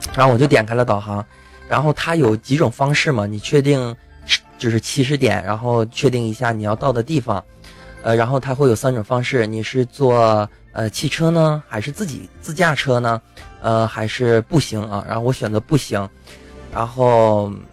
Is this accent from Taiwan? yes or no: no; China; 咱们作为中国人